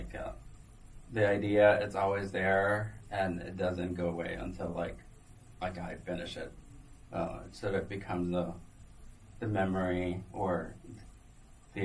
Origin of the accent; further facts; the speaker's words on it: Guatemala; now in New York, United States; I'm from Guatemala, and you know, we drink coffee all the time